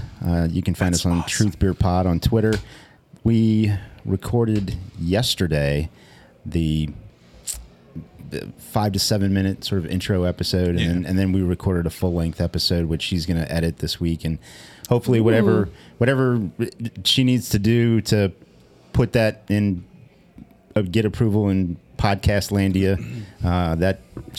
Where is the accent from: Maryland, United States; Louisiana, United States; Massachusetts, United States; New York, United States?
Louisiana, United States; New Orleans; moved away; growing up around New Orleans